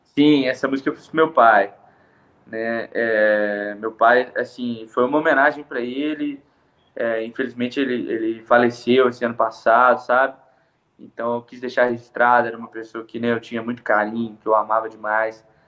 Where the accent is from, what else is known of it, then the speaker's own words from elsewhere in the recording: Andrelândia, Minas Gerais, Brazil; now in Belo Horizonte, Brazil; eu nasci aqui em Belo Horizonte, né? Sou natural daqui, e quando eu tinha aproximadamente uns oito anos de idade, é, eu fui para Andrelândia morar lá no interior com a minha tia